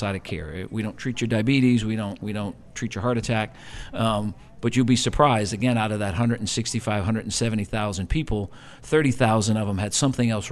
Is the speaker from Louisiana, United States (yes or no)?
yes; New Orleans, Louisiana, United States; also born or lived in Houston; both born and raised, my partner and I, born and raised in New Orleans